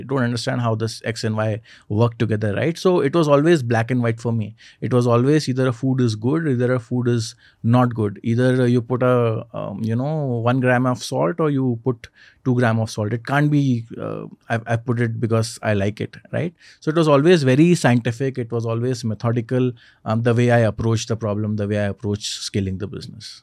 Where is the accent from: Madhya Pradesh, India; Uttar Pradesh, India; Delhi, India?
Madhya Pradesh, India; Indore; now in Bangalore, India; my hometown in Indore